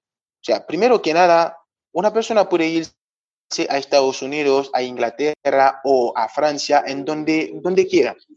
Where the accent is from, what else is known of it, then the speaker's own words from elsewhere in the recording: Haiti; moved away as an adult; now in Argentina; soy de Haití